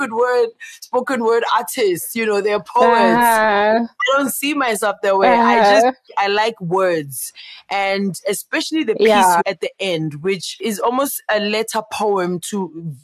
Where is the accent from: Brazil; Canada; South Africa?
South Africa; Soweto, Gauteng; I grew up in Meadowlands